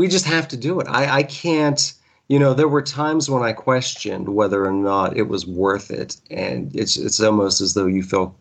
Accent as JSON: {"language": "English", "town": "Pittsburgh", "region": "Pennsylvania", "country": "United States", "said": "I hail from the Pittsburgh, Pennsylvania area"}